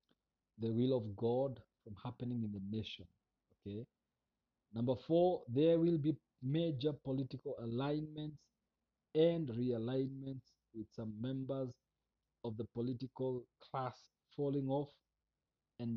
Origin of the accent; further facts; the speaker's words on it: Kenya; I am a Kenyan